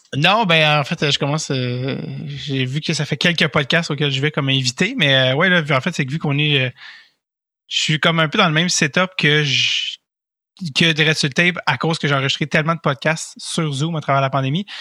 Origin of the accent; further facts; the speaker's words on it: Montreal, Quebec, Canada; je viens de Montréal